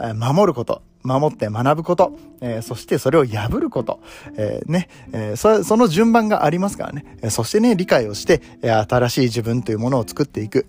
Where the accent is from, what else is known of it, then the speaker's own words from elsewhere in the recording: Nagoya, Aichi, Japan; まあ僕名古屋出身なんですけど